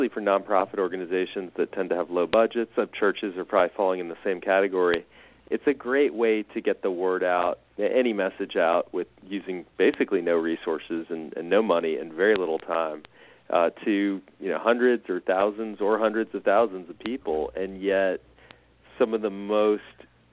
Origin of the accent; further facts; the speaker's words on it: New York City, New York, United States; moved away as an adult; now in Birmingham, United States; I grew up, I was born and raised in New York City.